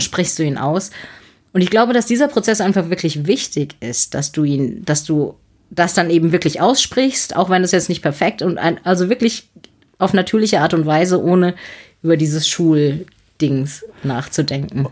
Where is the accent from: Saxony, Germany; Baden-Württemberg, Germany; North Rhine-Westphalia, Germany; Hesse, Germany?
Baden-Württemberg, Germany; Heidelberg; ich komme aus Heidelberg